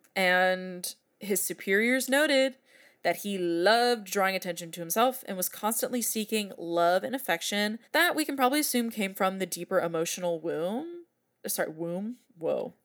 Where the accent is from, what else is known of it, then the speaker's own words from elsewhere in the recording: San Francisco Bay Area, California, United States; my hometown areas